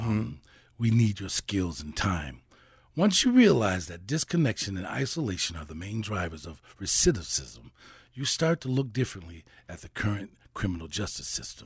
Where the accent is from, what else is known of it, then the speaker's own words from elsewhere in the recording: Saint Paul, Minnesota, United States; I grew up in Saint Paul and went to um, grade school and junior high school and eventually, um, high school, Saint Paul